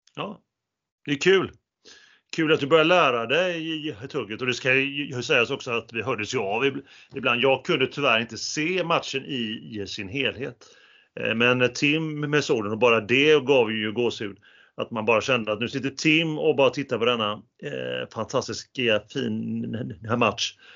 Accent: Sweden; vi som svenskar

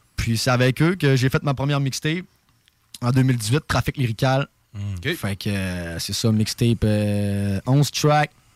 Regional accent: Saguenay, Quebec, Canada; accent: québécois; moved away as an adult; now in Montreal, Canada; j'ai grandi au Saguenay

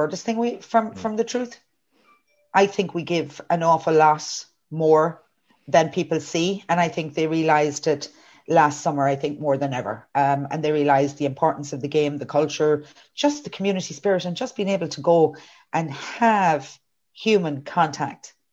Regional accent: Kerry, Munster, Ireland; now in New York, United States; I'm from Kerry.

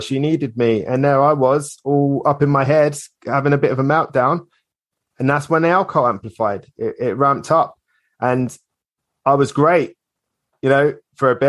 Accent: Hitchin, East of England, United Kingdom; moved away as an adult; also born or lived in Islington, London; now in Cornwall, United Kingdom; we moved away from my hometown of Hitchin in Hertfordshire

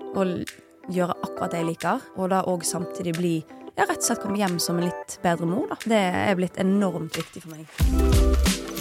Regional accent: Bergen, Vestland, Norway; now in Oslo, Norway; jeg er jo en bergenser

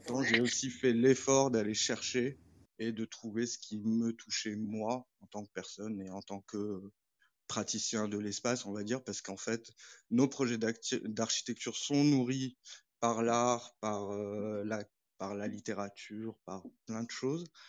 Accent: Morocco; moved away as an adult; also born or lived in France; now in Nantes, France; j'ai grandi au Maroc

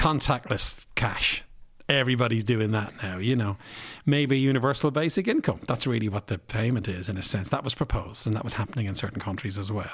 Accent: Bray, Leinster, Ireland; I come from Bray

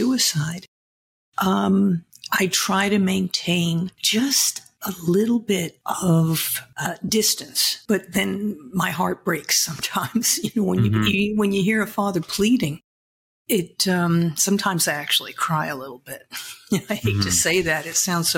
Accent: Massapequa Park, New York, United States; also born or lived in Brooklyn, New York; I'm from Brooklyn, raised on Long Island in a very nice little town

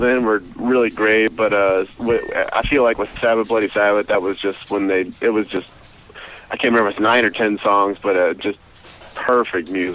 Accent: later Midland-Odessa area, South Texas, United States; also born or lived in San Antonio, Texas; now in Austin, United States; I grew up in South Texas. Kind of, I was born in San Antonio, and I grew up about 20 miles south of there in Italia.

